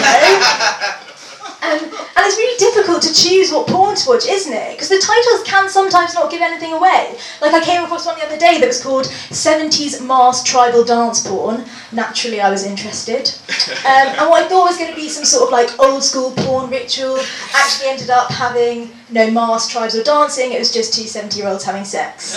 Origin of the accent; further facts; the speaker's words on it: London, United Kingdom; I'm from London.